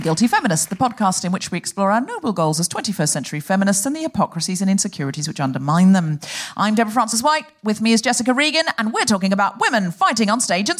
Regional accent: Australia; now in United Kingdom; I am originally Australian

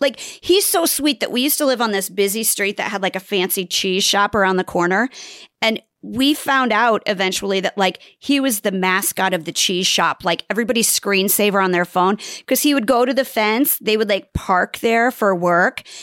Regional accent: Nebraska, United States; I'm from Nebraska

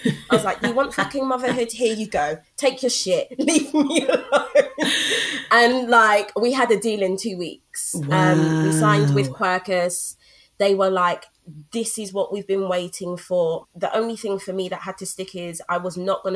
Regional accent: London, United Kingdom; I grew up in Brixton, SW9, SW2 all day. That will forever be home

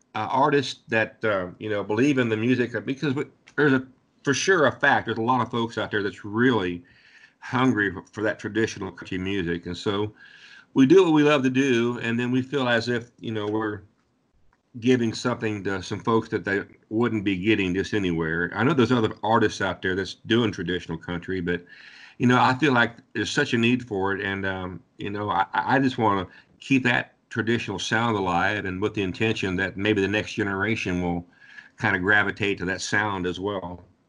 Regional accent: Ohio, United States; I'm from Ohio

